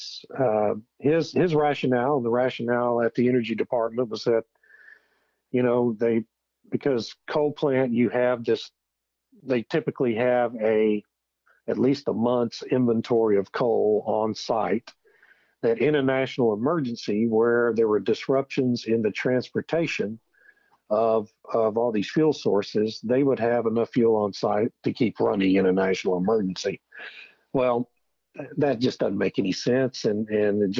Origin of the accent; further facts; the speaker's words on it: Beeville, Texas, United States; I grew up in South Texas, grew up in Beeville